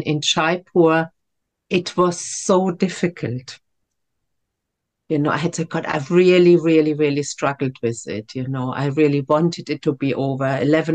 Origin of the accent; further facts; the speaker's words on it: Germany; moved away as an adult; also born or lived in France / India; now in Devon, United Kingdom; I grew up in Germany